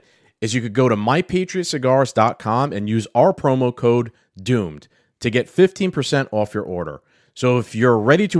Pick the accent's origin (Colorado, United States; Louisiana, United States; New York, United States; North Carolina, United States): New York, United States; New York City; I'm from the South Bronx.